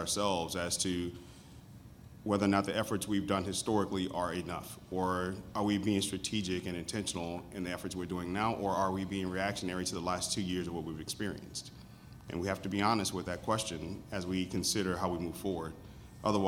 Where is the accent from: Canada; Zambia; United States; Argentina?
United States; New Orleans, Louisiana; I grew up in New Orleans, and I'm from the lower Ninth Ward, New Orleans.